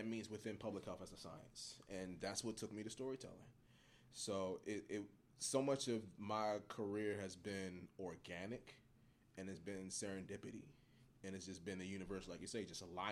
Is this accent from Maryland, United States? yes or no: yes; Baltimore, Maryland, United States; what used to be Francis Scott Key Hospital, Hopkins Baby now, where I was born. So this dynamic of my city, my hometown, the place that I love